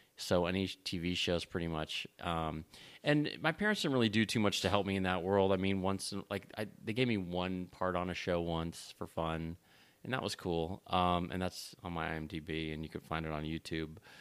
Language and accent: English; Los Angeles, California, United States; I'm born and raised in Los Angeles